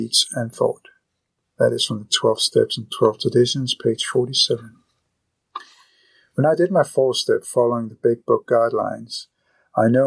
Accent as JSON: {"language": "English", "town": "Copenhagen", "region": "Capital Region of Denmark", "country": "Denmark", "said": "I am still Danish. I am still from Copenhagen."}